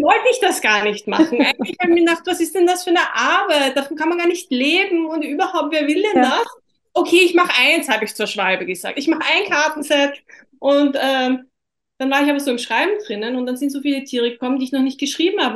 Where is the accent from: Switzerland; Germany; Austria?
Austria; bei uns in Österreich